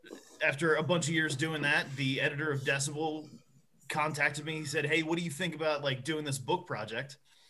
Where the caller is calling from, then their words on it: Maryland, United States; I'm in Maryland.